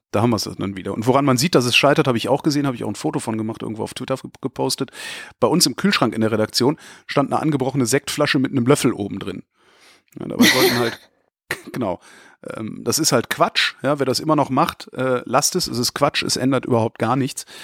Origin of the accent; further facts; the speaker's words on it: Germany; ich stolz bin, ein Deutscher zu sein